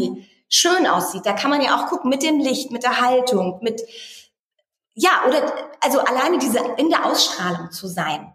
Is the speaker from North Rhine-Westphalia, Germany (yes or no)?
no; Eckernförde, Schleswig-Holstein, Germany; now in Berlin, Germany; Ich komme ja auch eigentlich aus dem Norden, aus Eckernförde, aus einer Kleinstadt.